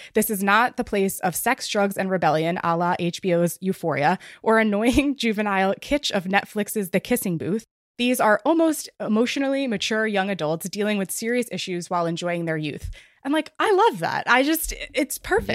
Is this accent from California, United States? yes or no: no; New York, United States; I am from New York